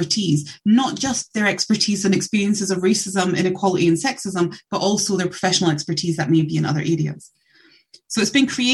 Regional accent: Scotland, United Kingdom; I'm born and bred in Scotland

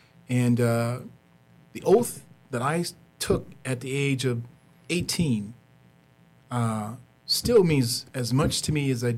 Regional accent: eastern Arkansas, United States; moved away as an adult; now in Utah, United States; I'm originally from Arkansas, eastern Arkansas. Grew up along the banks of the Mighty Muddy, the Mississippi, that is what we call it. Or Old Man River, as some people really call it. I've been out here in Utah for over 30 years now.

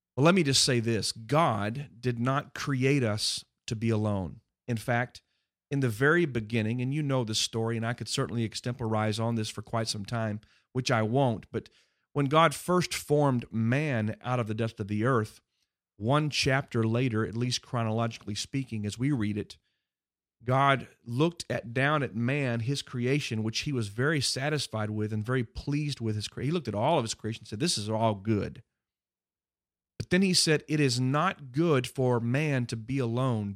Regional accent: Houston, Texas, United States; growing up on Berry Creek in Houston, Texas

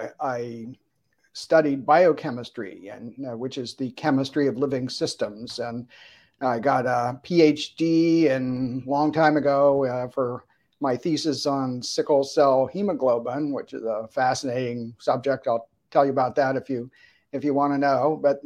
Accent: Harrisburg, Pennsylvania, United States; also born or lived in Altoona, Pennsylvania; Grew up in Harrisburg, Pennsylvania, not too far from State College either.

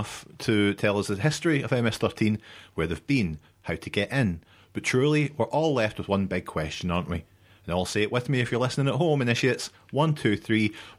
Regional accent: Coatbridge, Scotland, United Kingdom; Coatbridge, you know, my hometown.

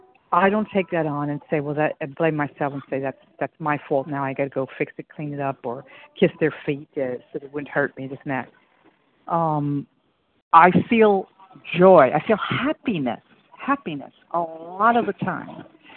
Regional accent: New York City, New York, United States; moved away; because I'm in a strange land and with strange ways, and you know, I came from New York City, and it's a little tough

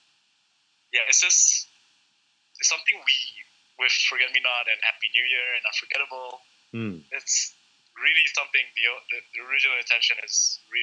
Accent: Semporna, Sabah, Malaysia; moved away; also born or lived in United Kingdom / West Malaysia; Semporna, which is my hometown

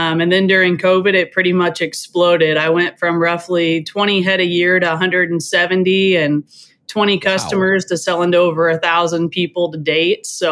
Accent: Americus, Kansas, United States; I'm a fourth generation farm and rancher in East Central Kansas. Americus is my hometown

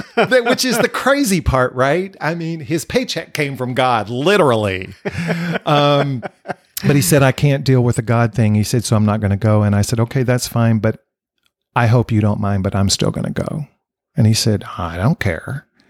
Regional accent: Dallas-Fort Worth area, Texas, United States; also born or lived in Wichita Falls, Texas; I grew up here in the Dallas-Fort Worth area a year after I was born, we moved here

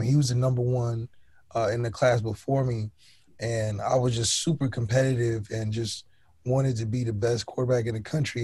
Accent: Ohio, United States; now in Los Angeles, United States; I'm from Ohio

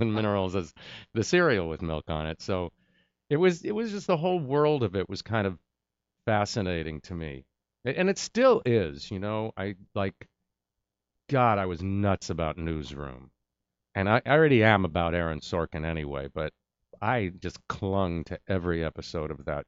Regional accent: New York, United States; moved away; I'm from New York

